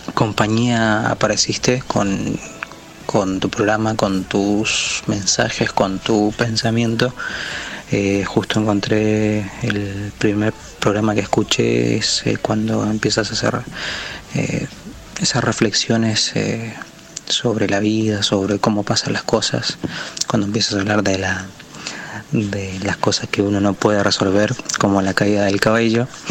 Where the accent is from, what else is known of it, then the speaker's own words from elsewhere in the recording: Chile; moved away as an adult; now in Buenos Aires, Argentina; yo soy de Chile. Me toca ser el, extranjero en, tu país